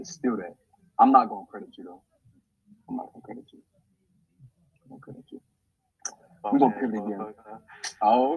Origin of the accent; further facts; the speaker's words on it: New York City, New York, United States; now in Philadelphia, United States; me, I'm from New York City, from Queens, New York